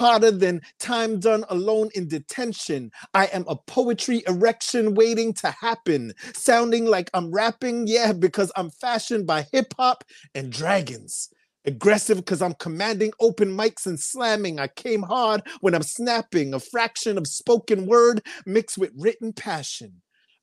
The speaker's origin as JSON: {"language": "English", "town": "Toronto", "region": "Ontario", "country": "Canada", "said": "I'm also from Toronto, Canada"}